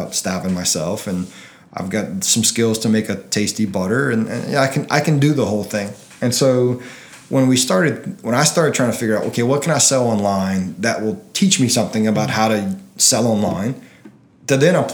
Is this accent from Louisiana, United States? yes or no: yes; Delcambre, Louisiana, United States; I'm from Delcom.